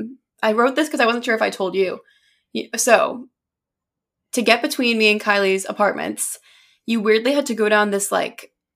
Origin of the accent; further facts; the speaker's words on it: United States; now in Boston, United States; we're American. We live in Boston